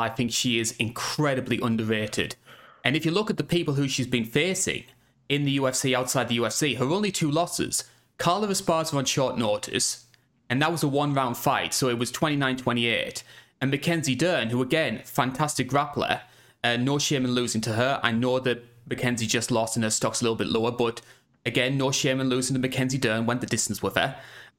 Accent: United Kingdom; obviously being a Brit, I am a little bit biased towards these guys who come in through Cage Warriors

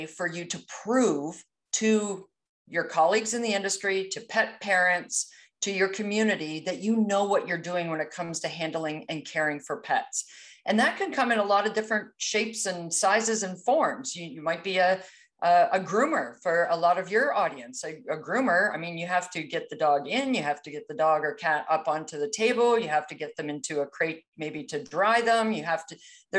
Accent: East Coast of Canada, Atlantic Canada, Canada; I'm Canadian, so you may pick up on a few idiosyncrasies as far as my language goes a little bit, but I hail from the East Coast of Canada.

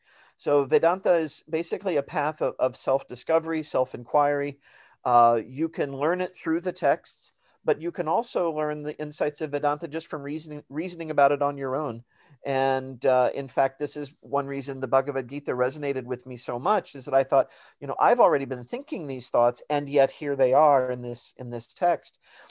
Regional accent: Missouri, United States; And I encountered that when I was growing up in Missouri. I grew up Catholic, and in the small town where I lived, there's a very sort of conservative, mainly evangelical Protestant community.

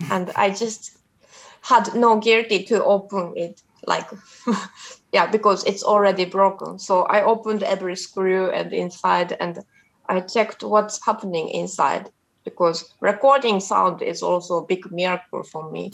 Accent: Japan; in my hometown in Japan

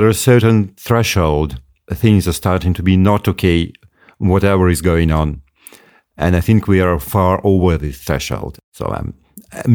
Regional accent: Moscow, Russia; now in Yakutia, Russia; I'm not originally from the north. I was born in Moscow, one of the biggest cities in the world, only later on, and I moved to the north

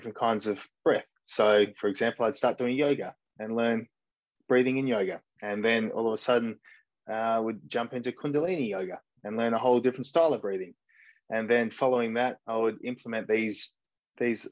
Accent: Mullewa, Western Australia, Australia; now in Shanghai, China; I grew up in a small country town called Mullewa, which is in Western Australia, in a little farming community

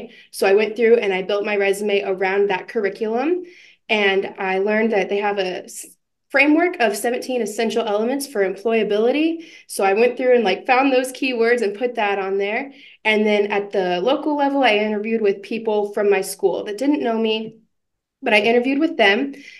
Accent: Liberty, Missouri, United States; So I'm originally from Kansas City, a suburb of Kansas City, Liberty in Missouri. I grew up there. I went to high school at Liberty High School

